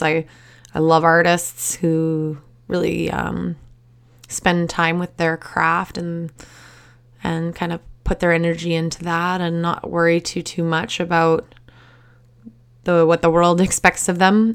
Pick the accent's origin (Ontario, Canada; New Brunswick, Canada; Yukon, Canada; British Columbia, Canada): British Columbia, Canada; Surrey; I grew up in Surrey, which is a suburb of Vancouver